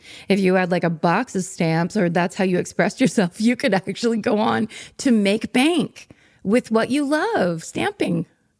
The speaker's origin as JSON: {"language": "English", "region": "California", "country": "United States", "tie": "born or raised there", "also_born_or_lived": "New York", "said": "I'm from California lifelong."}